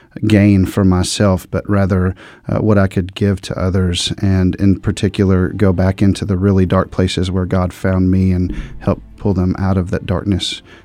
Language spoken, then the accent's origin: English; Dallas, Texas, United States; I grew up in the Dallas-Fort Worth, Texas area. At a young age, I started making really poor decisions